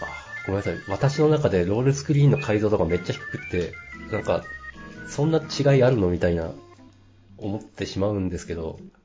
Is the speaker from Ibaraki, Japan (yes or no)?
yes; Ibaraki, Japan; 私は茨城県民なんで